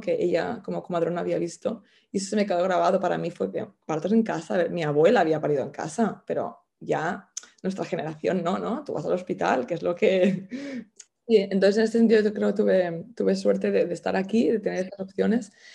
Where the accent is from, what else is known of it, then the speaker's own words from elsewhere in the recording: El Masnou, Catalonia, Spain; moved away as an adult; now in London, United Kingdom; soy de Masnou, de un pueblo del Maresma, de cerca de Barcelona, pero llevo viviendo en Londres, creo que son 12 años ya.